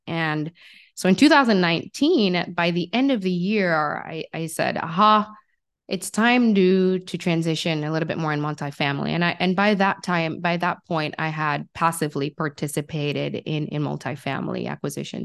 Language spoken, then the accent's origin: English; Jamaica; I grew up in Jamaica